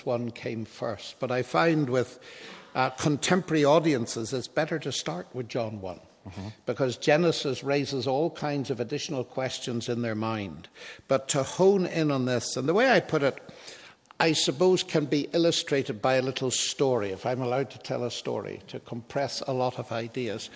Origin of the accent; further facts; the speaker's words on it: Northern Ireland, United Kingdom; moved away; I come originally from Northern Ireland, and my ancestors are Scottish